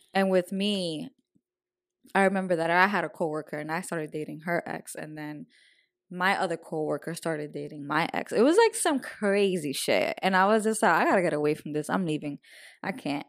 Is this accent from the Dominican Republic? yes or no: yes; Dominican Republic; moved away; I was raised in Dominican Republic